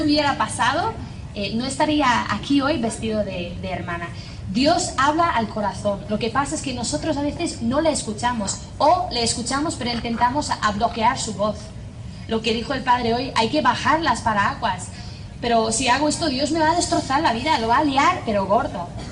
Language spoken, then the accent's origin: Spanish; Northern Ireland, United Kingdom; accent: strong Irish; Spanish is a second language; moved away; soy de Irlanda del Norte, tengo 28 años